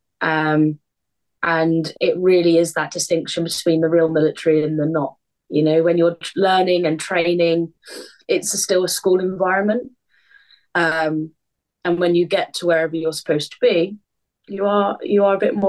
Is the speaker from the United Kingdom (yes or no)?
yes; Southampton, South East England, United Kingdom; moved away as an adult; I'm born and bred in Southampton